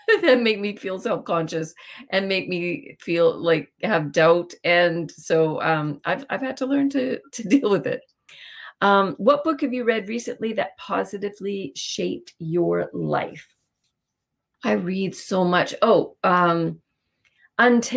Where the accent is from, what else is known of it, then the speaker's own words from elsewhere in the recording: Winnipeg, Manitoba, Canada; also born or lived in Vancouver; I grew up in Winnipeg in St. Vital